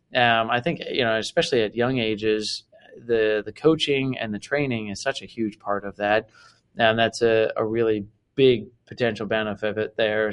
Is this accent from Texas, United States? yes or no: no; Delaware, United States; I grew up in yeah in Delaware